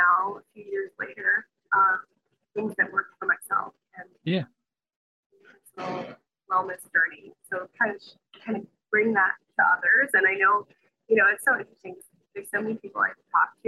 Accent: Chicago, Illinois, United States; moved away as an adult; I'm originally from the Midwest, Chicago

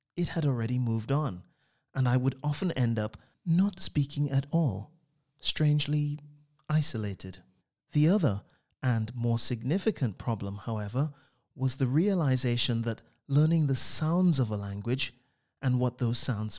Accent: Trinidad & Tobago; I grew up on the Caribbean island of Trinidad in what I would call a wordy household

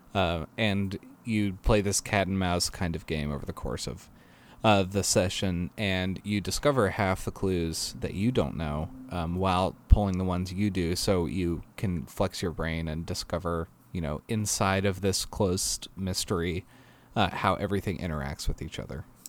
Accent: Boston, Massachusetts, United States; I am from Boston

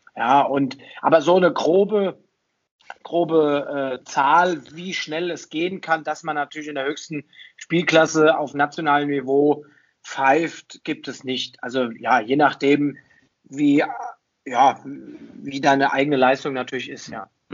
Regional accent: Kronberg im Taunus, Hesse, Germany; also born or lived in Fulda; now in Bad Nauheim, Germany; gebürtig aus Fulda, aufgewachsen im schönen Taunus, in Kronberg im Taunus. Also auch wasch äh, waschechter Hesse

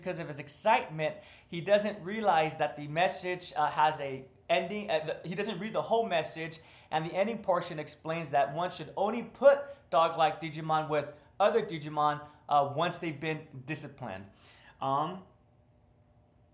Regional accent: United States; as an American

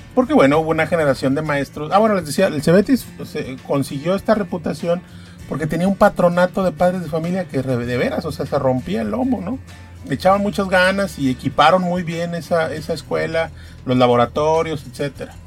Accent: Poza Rica, Veracruz, Mexico; sobre la zona de Poza Rica, que es donde yo nací y donde trabajo y, es, y donde vivo

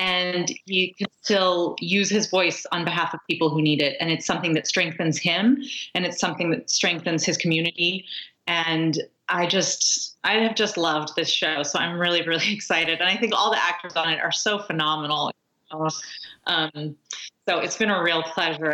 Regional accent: Los Angeles, California, United States; I was born in Los Angeles, but my father was born in Mexico

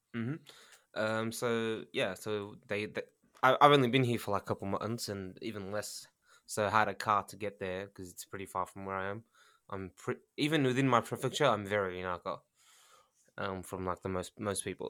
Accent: Australia; now in Japan; I'm Australian

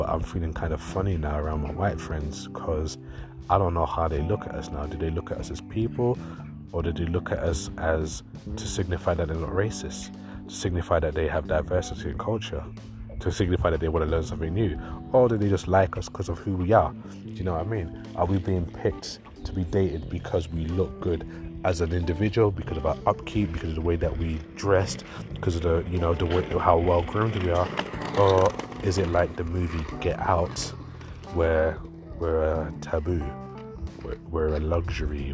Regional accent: London, United Kingdom; I grew up in East London where racism was a thing

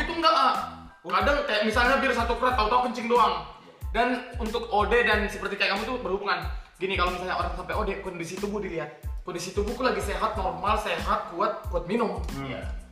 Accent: Sangatta, East Kalimantan, Indonesia; moved away; also born or lived in Samarinda; aku kan asli Sangatta

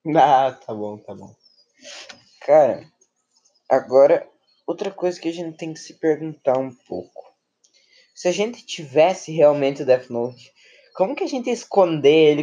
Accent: Rio Grande do Sul, Brazil; Eu nasci em Evi, Rio Grande do Sul

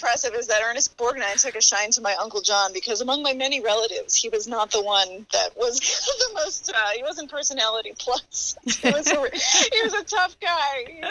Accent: New York suburbs, United States; So I grew up in the New York suburbs. My family came from mostly Campania. I have one grandfather who is Calabrese, and settled in the Arthur Avenue section of the Bronx.

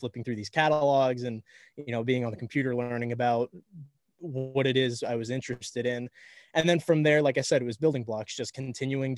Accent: Miami, Florida, United States; I'm from Miami. A lot of us in Miami are very kind of over the top

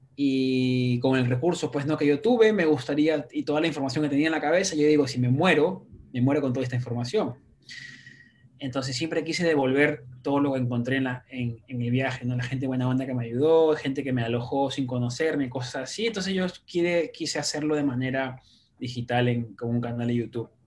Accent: Lima, Peru; now in New York City, United States; soy peruano de nacimiento, limeño

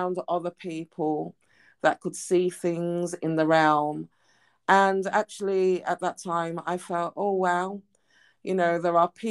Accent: Birmingham, West Midlands, United Kingdom; moved away as an adult; I returned back to my hometown in Birmingham in the UK.

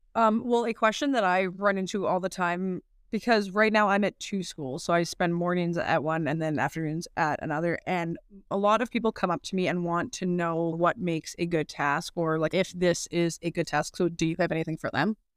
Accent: Weyburn, Saskatchewan, Canada; I was born and raised in Weyburn, uh, Saskatchewan

